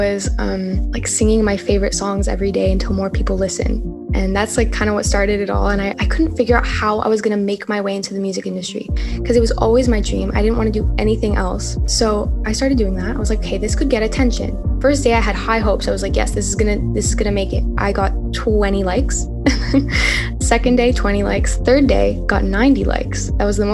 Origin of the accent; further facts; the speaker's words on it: Montreal, Quebec, Canada; I'm from Montreal, Canada